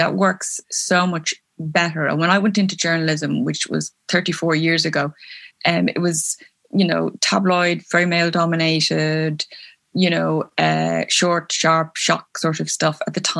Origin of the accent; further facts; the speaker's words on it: Belfast, Northern Ireland, United Kingdom; born there; I was born in Belfast in Northern Ireland, but only because my mom and dad were working there.